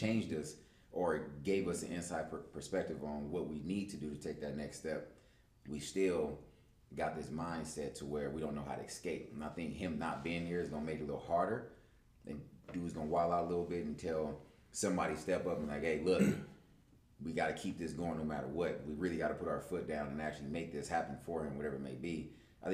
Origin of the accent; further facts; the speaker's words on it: Los Angeles, California, United States; especially as men growing up in South Central, we're taught to be tough.